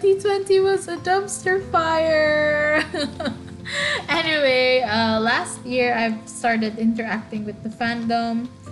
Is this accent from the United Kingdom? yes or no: no; Eastern Visayas, Philippines; first language Waray; English is a second language; English is not my first language. My first language is actually Waray Waray, which is one of the many languages that you can find in the Philippines.